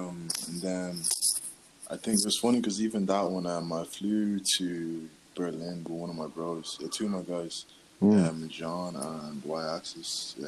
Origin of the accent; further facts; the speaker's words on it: Dublin, Leinster, Ireland; I'm from Dublin, like.